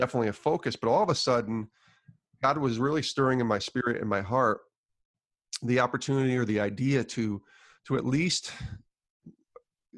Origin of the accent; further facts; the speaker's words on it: Albany, New York, United States; moved away; working at a local radio station in my hometown of Albany, New York